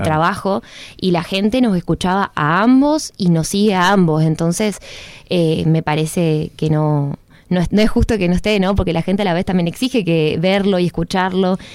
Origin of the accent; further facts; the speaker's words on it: Misiones, Argentina; misionero ni te digo, porque encima tenemos una aduana interna